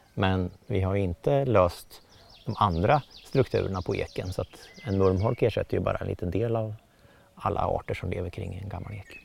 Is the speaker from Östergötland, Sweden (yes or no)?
yes; Motala, Östergötland, Sweden; i Motala kommun där jag växte upp